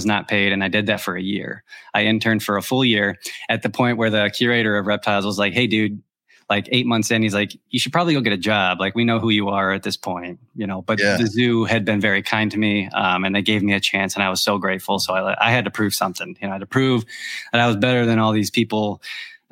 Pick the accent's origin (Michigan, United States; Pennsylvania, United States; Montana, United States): Michigan, United States; moved away as an adult; now in Tennessee, United States; We're originally from Michigan. I started in Michigan, but we now live in Tennessee